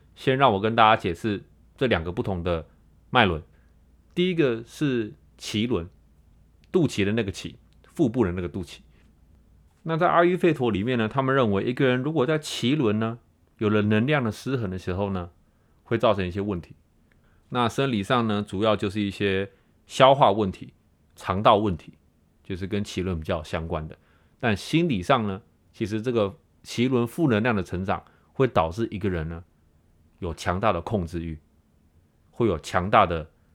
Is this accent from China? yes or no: no; Taiwan; now in United States; 从小在台湾长大的我